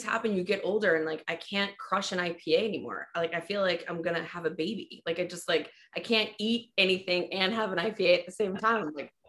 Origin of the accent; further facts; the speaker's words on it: Germany; Gummy bears. Like, no question. I was raised on them in Germany.